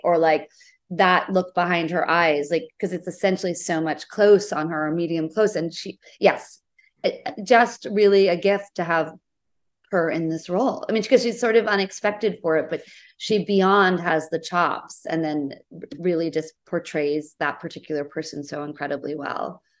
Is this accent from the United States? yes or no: yes; New England, United States; moved away as an adult; also born or lived in Portland, Oregon / New York City; I grew up in New England, in the U S